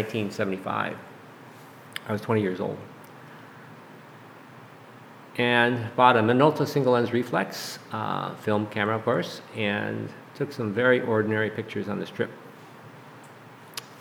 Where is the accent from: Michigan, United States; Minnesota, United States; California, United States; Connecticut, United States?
Minnesota, United States; Duluth; I was born and raised in Duluth, Minnesota. I'm a native Minnesotan.